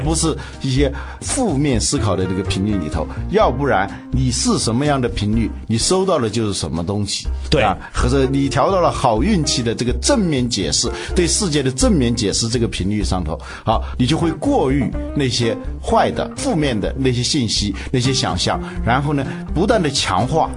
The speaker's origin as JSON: {"language": "Chinese", "country": "China", "said": "我们中国人"}